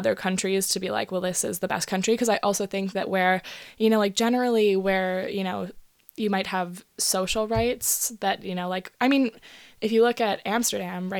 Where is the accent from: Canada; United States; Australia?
Canada; Vancouver, British Columbia; I grew up in East